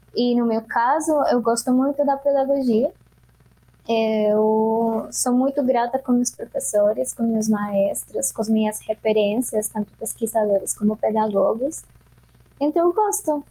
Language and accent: Portuguese; Bogotá, Colombia; Portuguese is a second language; moved away as an adult; now in Brazil; Eu venho da Colômbia e mais especificamente da Bogotá, de Bogotá. Eu nasci na Cordilheira Oriental da, dos Andes, que é onde fica o altiplano né, da, de Bogotá